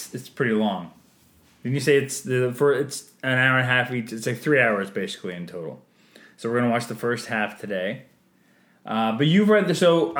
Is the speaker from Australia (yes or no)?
no; Canada; I'm Canadian filmmaker